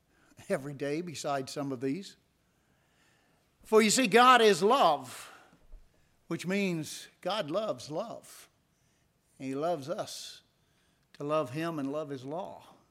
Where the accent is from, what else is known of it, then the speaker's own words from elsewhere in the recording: Indiana, United States; born there; also born or lived in Tennessee; And I was born in Indiana, and I spoke so much faster. Then I moved to Tennessee, and I speak so much slower.